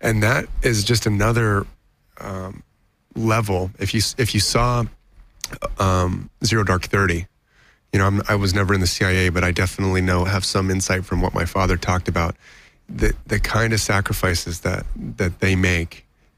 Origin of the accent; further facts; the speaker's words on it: Taiwan; born there; I was born in Taiwan.